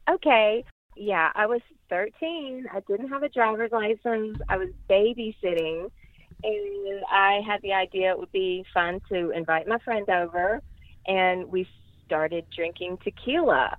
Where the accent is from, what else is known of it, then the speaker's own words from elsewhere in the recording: Lafayette, Louisiana, United States; I am from Lafayette, Louisiana, and I'm 49 years old.